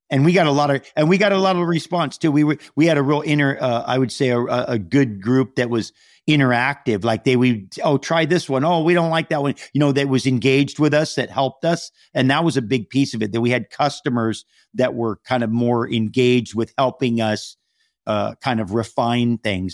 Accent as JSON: {"language": "English", "region": "Hawaii", "country": "United States", "tie": "born or raised there", "moved": "yes", "lives_now": "Malibu, United States", "said": "I'm from Hawaii, and so we have a home there"}